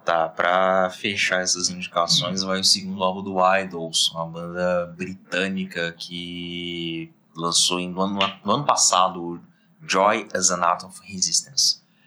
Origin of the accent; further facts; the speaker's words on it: Belo Horizonte, Minas Gerais, Brazil; todos nós três aqui somos de Belo Horizonte